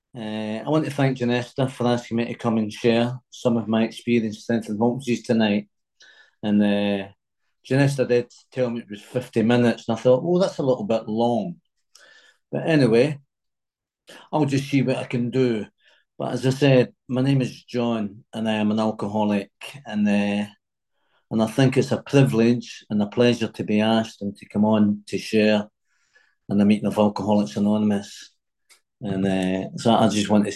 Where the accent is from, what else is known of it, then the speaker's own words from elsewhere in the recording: Glasgow, Scotland, United Kingdom; moved away; also born or lived in United States; I was born in Glasgow in Scotland, and I had my mum had a big family.